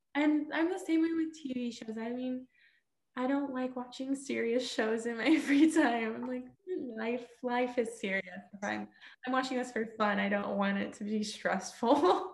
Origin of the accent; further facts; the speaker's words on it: Houston, Texas, United States; moved away as an adult; now in Missouri, United States; I am from Texas. I'm from Houston